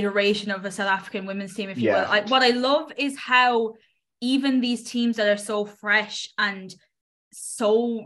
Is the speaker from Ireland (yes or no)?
yes; Ireland; I'm an Irish person who can't really speak Irish